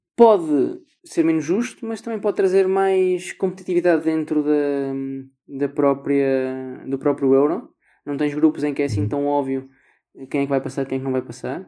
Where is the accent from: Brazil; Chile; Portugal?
Portugal; nós como portugueses